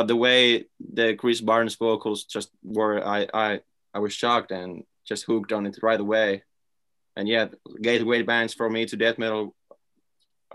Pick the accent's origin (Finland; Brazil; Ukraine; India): Finland; just from Finland